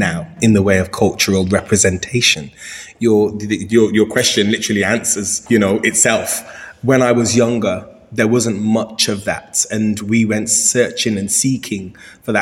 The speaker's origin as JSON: {"language": "English", "town": "Birmingham", "region": "West Midlands", "country": "United Kingdom", "tie": "born or raised there", "moved": "yes", "said": "back in my hometown"}